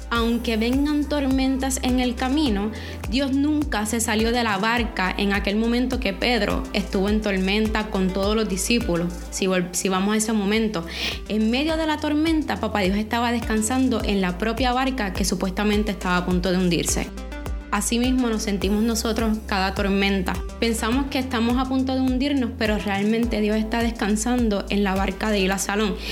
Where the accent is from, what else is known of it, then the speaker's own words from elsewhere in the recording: Ponce, Puerto Rico; Todos los que somos de, de Puerto Rico, especialmente del área de Ponce